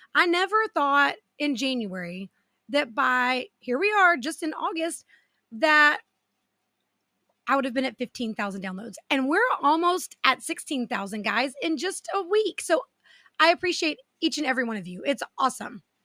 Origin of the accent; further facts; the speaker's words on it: south of Austin, small town in Texas, United States; I live in a small town here in Texas, south of Austin, with my husband and our two girls. The town I currently live in is my hometown